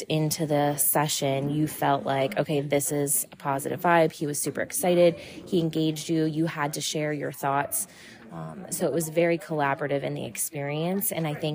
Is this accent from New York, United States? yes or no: no; New Oxford, Pennsylvania, United States; I am from New Oxford, Pennsylvania, and I am the principal at Conowago Township Elementary School